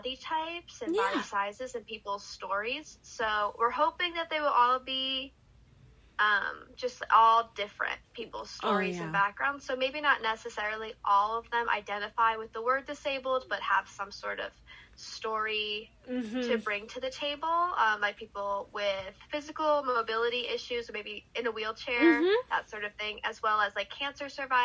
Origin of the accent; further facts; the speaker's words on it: Philadelphia, Pennsylvania, United States; moved away as an adult; now in New York City, United States; I am from Philly